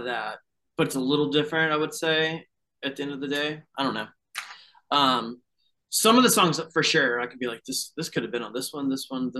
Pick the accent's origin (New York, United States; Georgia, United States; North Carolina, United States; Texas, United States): North Carolina, United States; Fayetteville; we grew up in Fayetteville, North Carolina